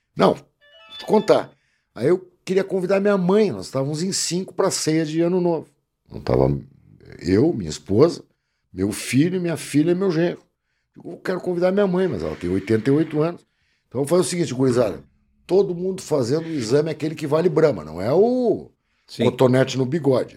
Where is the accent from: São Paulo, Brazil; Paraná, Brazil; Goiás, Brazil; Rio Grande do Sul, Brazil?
Rio Grande do Sul, Brazil; Porto Alegre; Eu, eu, sou porto-alegrense